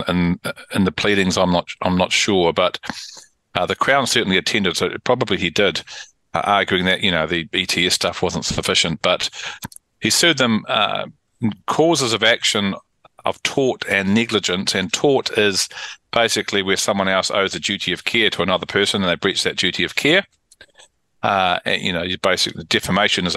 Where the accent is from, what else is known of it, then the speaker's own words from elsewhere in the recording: Auckland, New Zealand; I was a boy growing up in Auckland playing tennis in the summer